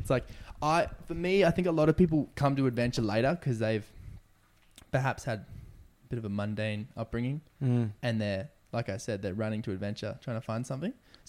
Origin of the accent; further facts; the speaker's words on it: Indonesia; growing up in Indonesia on a boat to traveling across Africa